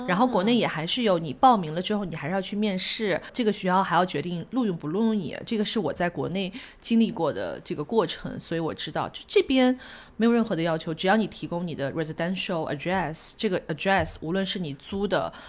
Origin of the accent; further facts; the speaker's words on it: China; now in New Zealand; 我们中国人